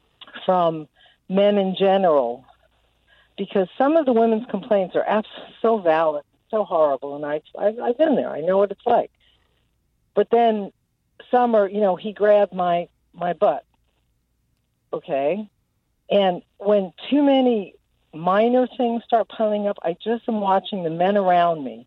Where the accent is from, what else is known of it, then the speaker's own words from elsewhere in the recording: New York, United States; now in Arizona, United States; I'm from New York originally, but I'm here in Arizona now